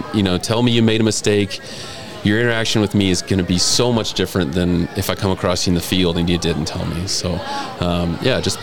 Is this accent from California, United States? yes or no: no; Louisiana, United States; also born or lived in Kentucky / New York / Tennessee; now in Riverton, United States; I grew up in Louisiana.